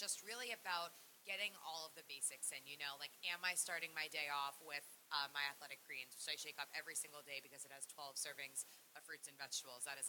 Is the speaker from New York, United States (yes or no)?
yes; New York City, New York, United States; I'm a New Yorker